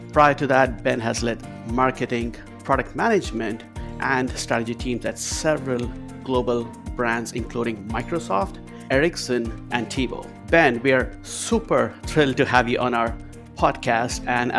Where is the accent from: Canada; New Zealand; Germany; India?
India; growing up in India